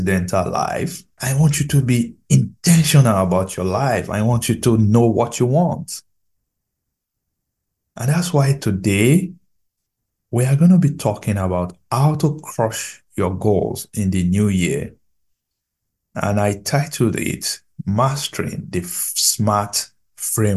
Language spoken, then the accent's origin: English; Nigeria; I'm a Nigerian